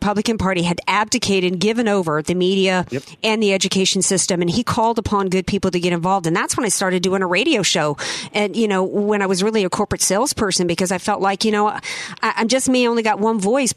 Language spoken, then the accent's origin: English; the South, United States; I grew up in the South